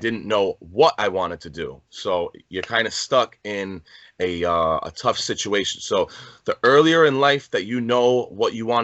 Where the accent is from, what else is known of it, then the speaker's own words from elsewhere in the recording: Rhode Island, United States; I'm from Rhode Island.